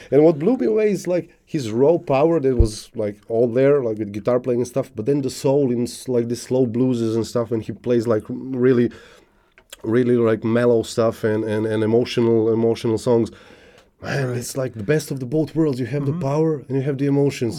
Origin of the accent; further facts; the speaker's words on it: South Serbia, Serbia; English is a second language; moved away as an adult; also born or lived in Niš, Serbia; I was born in, in, one one small city in uh, South Serbia. Grew up there actually.